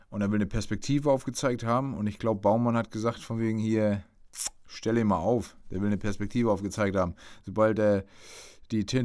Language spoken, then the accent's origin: German; Bremen, Germany; Als Bremer dachte ich, geil, da muss man jetzt richtig äh, dranbleiben